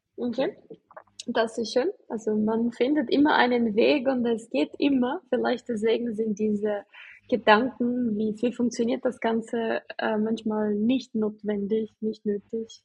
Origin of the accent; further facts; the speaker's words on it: Brazil; German is a second language; moved away; ich komme aus Brasilien, ich bin auch ähm, anders aufgewachsen.